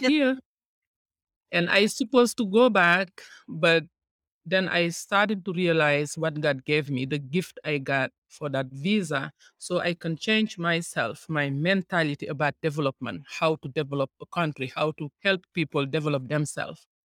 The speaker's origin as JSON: {"language": "English", "country": "Senegal", "tie": "born or raised there", "moved": "as an adult", "lives_now": "United States", "said": "I am from Senegal, West Africa"}